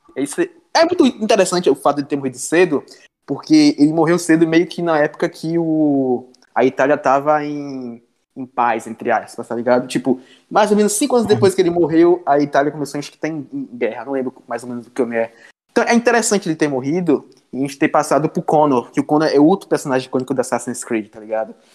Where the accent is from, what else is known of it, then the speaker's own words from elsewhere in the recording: Feira de Santana, Bahia, Brazil; eu sou de Feira de Santana da Bahia.